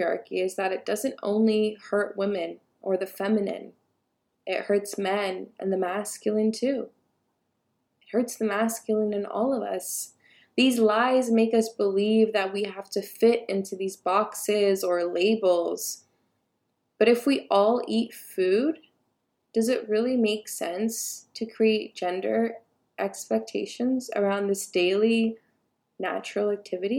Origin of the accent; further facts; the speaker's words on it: United States; I'm first generation Ethiopian American